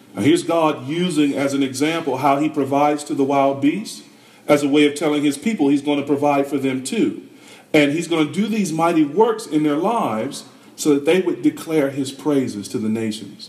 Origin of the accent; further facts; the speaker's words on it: North Carolina, United States; I'm from North Carolina